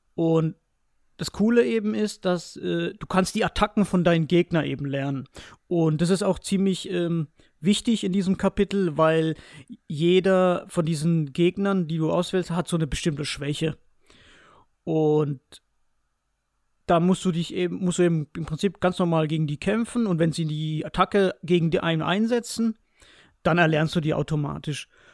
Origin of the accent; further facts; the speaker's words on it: Spain; ich als Spanier